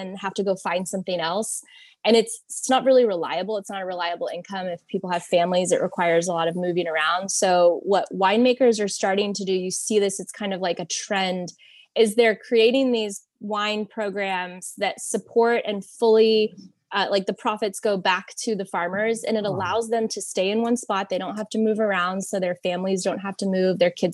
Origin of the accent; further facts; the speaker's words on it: Texas, United States; a Texan living in Texas